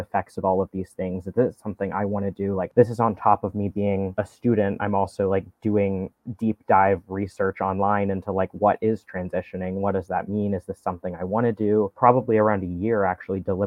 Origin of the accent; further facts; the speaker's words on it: Knoxville, Tennessee, United States; moved away; I was in Knoxville. I'm from Knoxville, Tennessee